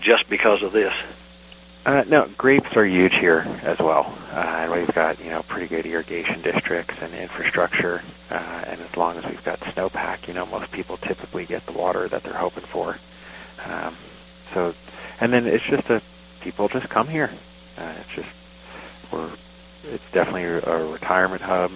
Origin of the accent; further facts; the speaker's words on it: Long Island, New York, United States; moved away as an adult; also born or lived in Jackson County, Oregon; now in Oregon, United States; I actually grew up outside of New York City, on Long Island